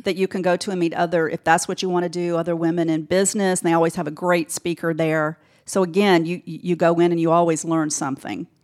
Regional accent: Decatur, Georgia, United States; also born or lived in Alpharetta, Georgia / Gwinnett County, Georgia; growing up in Decatur

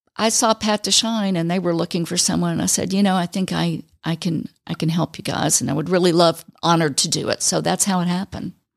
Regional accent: Fulton County, Georgia, United States; moved away as an adult; also born or lived in Panama City, Florida; I grew up in Fulton County

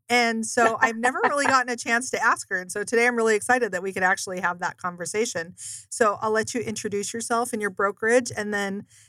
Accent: Seattle, Washington, United States; moved away as an adult; I grew up around Seattle, Washington, and I can tell you, I left when I was 19

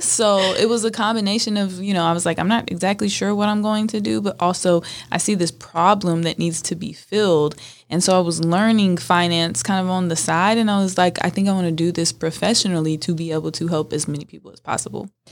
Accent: Northern California, United States; I grew up in Northern California on a thousand acre ranch

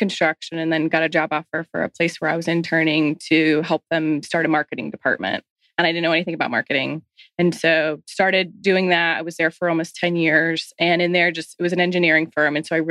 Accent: Atlanta, Georgia, United States; I grew up here in Atlanta

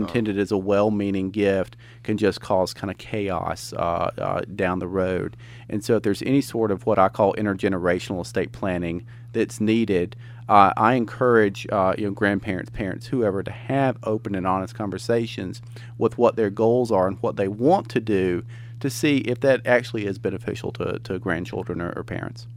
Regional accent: Commerce, Georgia, United States; now in Gainesville, United States; I grew up in Commerce, which is not terribly far away

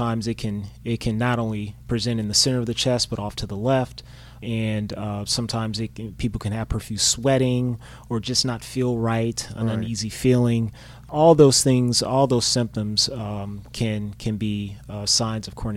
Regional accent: Opelousas, Louisiana, United States; moved away as an adult; also born or lived in New Orleans, Louisiana / Chicago, Illinois; now in Atlanta, United States; I'm from Opelousas, Louisiana, small town in Louisiana, southwest Cajun country

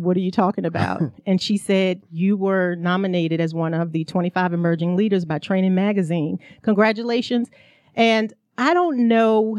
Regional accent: Emporia, Virginia, United States; moved away as an adult; also born or lived in New Jersey; now in Atlanta, United States; I am from New Jersey by way of Emporia, Virginia. I was born and raised in the South, so I'm a country girl at heart, but lived in New Jersey for a little over 24 years

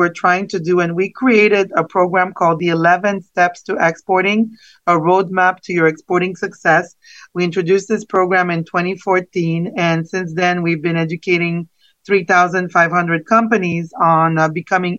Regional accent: Canada; moved away as an adult; now in South Florida, United States; I'm originally from Canada and I studied marketing and international business. And I moved here to South Florida 15 years ago

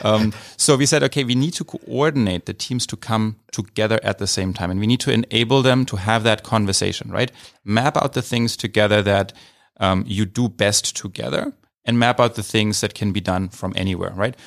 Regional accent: Idar-Oberstein, Rhineland-Palatinate, Germany; moved away as an adult; also born or lived in Mainz, Germany / California, United States; now in San Francisco, United States; Originally from Germany and, um, from a, uh, the state, uh, of Rheinland-Pfalz. Um, I'm from a town called Ida Oberstein, small city

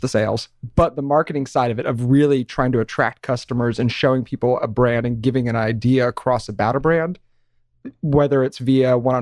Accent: Syracuse, New York, United States; moved away; Originally from New York, but I've been down here for quite some time

